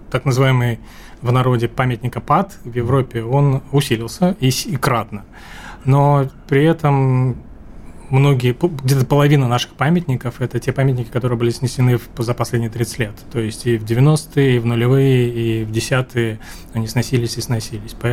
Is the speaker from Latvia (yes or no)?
yes; Riga, Latvia; дело в том, что я вырос в Риге, в Латвии.